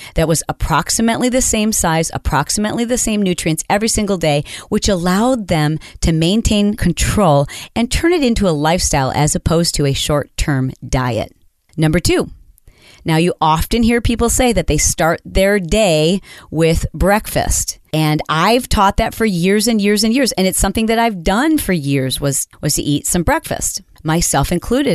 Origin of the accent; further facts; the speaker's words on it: Michigan, United States; I grew up in Michigan